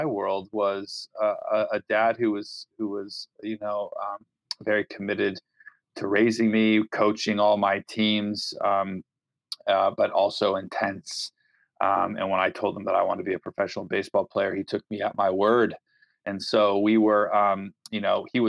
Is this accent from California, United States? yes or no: yes; Walnut Creek, California, United States; also born or lived in Philadelphia; I'm from the San Francisco Bay Area, a little town called Walnut Creek, about 35, 40 minutes outside of San Francisco